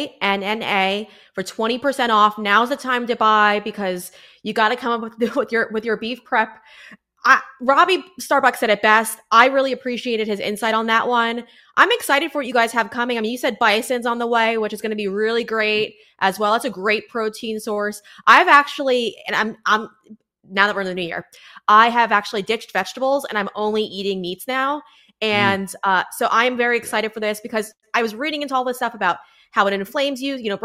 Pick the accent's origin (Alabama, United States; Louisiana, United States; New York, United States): New York, United States; Huntington; I was raised in Huntington, New York with my 6 siblings